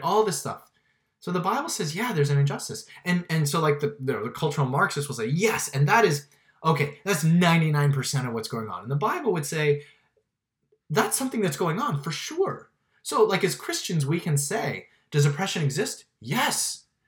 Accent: Miami, Florida, United States; I grew up in Miami

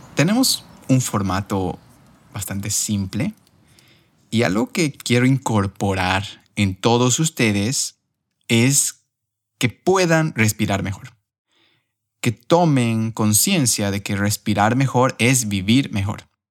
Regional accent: Cochabamba, Bolivia; moved away as an adult; also born or lived in Spain; now in Barcelona, Spain; si mis R's se notan más, es porque soy de Cochabamba.

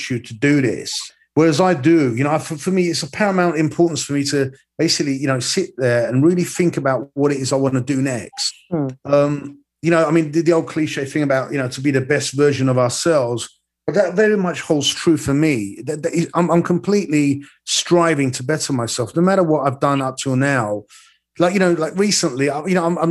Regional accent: London, United Kingdom; I was born in London, lived here all my life

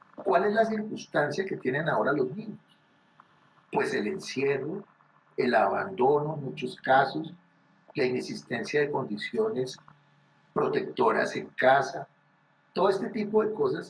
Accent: Colombia; a nosotros particularmente como colombianos

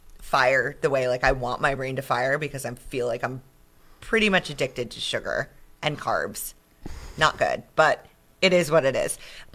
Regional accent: Long Island, New York, United States; accent: Long Island; now in Finger Lakes, United States; Do you hear my Long Island accent there?

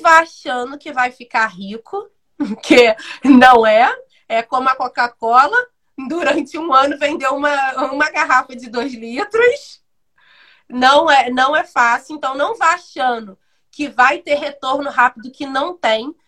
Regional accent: Brazil; eu fui criada, eu moro no Independência desde os sete anos de idade

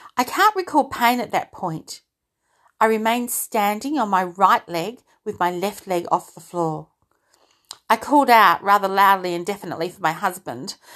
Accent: Australia; also born or lived in United Kingdom; I'm an Aussie, but I was born in the U K

